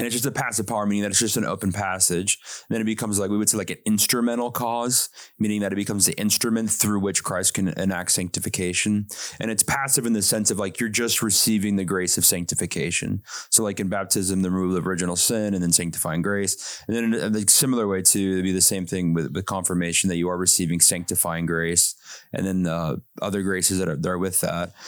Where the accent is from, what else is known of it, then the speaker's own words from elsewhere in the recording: South Dakota, United States; growing up in South Dakota